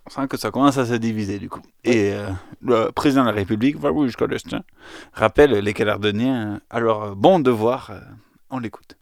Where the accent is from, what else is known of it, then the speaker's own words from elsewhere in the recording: Aveyron, Occitania, France; chez nous en Aveyron